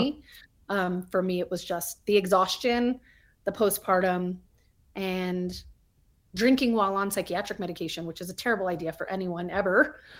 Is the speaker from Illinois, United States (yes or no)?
no; Albuquerque, New Mexico, United States; moved away as an adult; also born or lived in El Paso, Texas / Hollywood, California; I was born in El Paso, Texas, um, but I, for the better part, of growing up, grew up in Albuquerque, New Mexico.